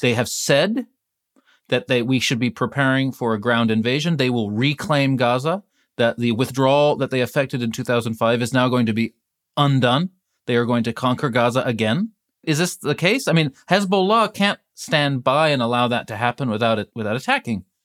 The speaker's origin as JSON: {"language": "English", "country": "United States", "said": "I'm the American in this conversation"}